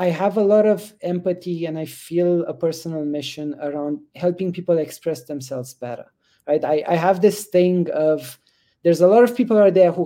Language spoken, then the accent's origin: English; Romania; moved away; I grew up in Romania just after the communist regime fell